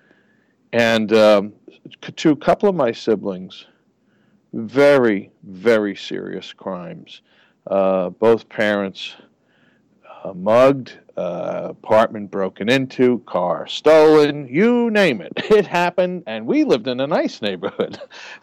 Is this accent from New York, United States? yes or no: yes; New York City, New York, United States; moved away as an adult; I'm a creature of New York, of the Bronx. I grew up in New York in the 60s through the late 80s, moved away, came back